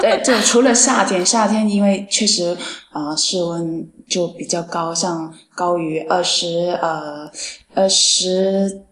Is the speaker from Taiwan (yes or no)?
no; China; now in Paris, France; 其实像我们中国人很少有这种习俗过圣诞的那种